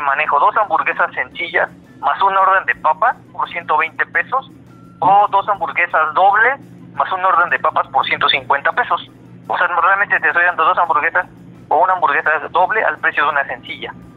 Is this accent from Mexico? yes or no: yes; Puebla, Mexico; somos de aquí de Puebla